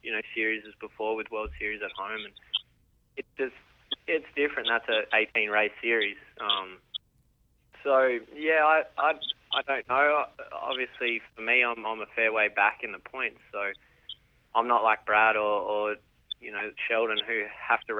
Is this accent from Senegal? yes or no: no; Alice Springs, Northern Territory, Australia; moved away; We're from Alice Springs, which, if no one knows, it's right in the middle of the outback in the center of Australia there